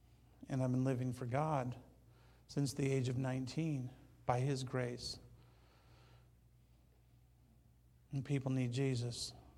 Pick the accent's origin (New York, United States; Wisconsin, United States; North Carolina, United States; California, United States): California, United States; Banning; When I tell people where I'm from, I don't say Banning. I say Palm Springs.